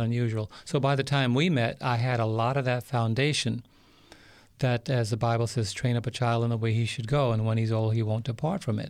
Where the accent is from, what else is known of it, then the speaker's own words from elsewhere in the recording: New York City, New York, United States; I was born and raised in New York City